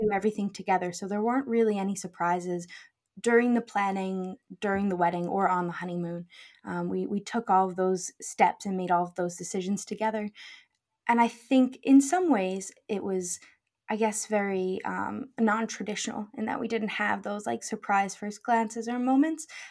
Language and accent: English; United States; moved away as an adult; now in Scotland, United Kingdom; we grew up in the U S